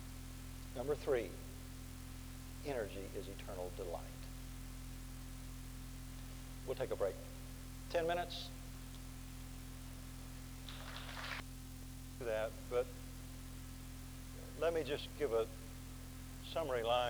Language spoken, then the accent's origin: English; Oklahoma, United States; accent: Oklahoma; my Oklahoma accent